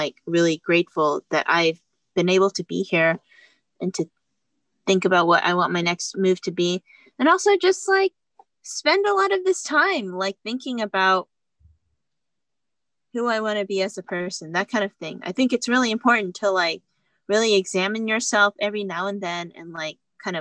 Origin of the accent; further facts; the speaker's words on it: Houston, Texas, United States; moved away as an adult; now in New York City, United States; my hometown, Houston